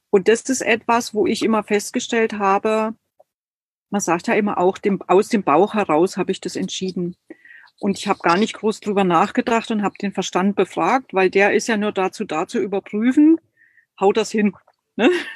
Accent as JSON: {"language": "German", "country": "Germany", "tie": "born or raised there", "said": "Ich bin total atheistisch aufgewachsen in der DDR"}